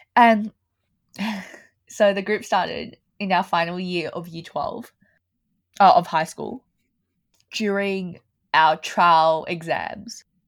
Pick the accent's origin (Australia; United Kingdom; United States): Australia; Melbourne, Victoria; I was born in Australia, in Melbourne